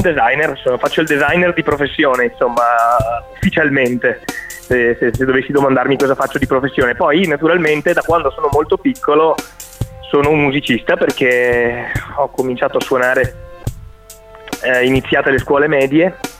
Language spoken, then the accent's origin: Italian; Vicenza, Veneto, Italy; also born or lived in Venice / Milan; sono di Vicenza, nato e cresciuto a Vicenza